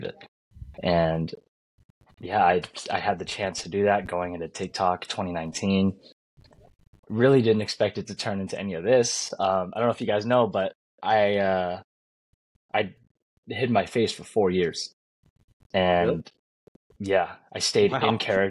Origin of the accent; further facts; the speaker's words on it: California, United States; I'm from California